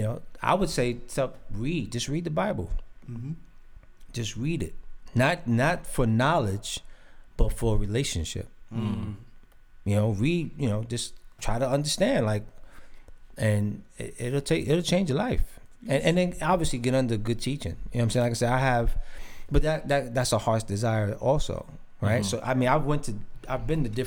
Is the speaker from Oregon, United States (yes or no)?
no; New York City, New York, United States; now in Queens, United States; I'm from the Bronx, but I live in Queens now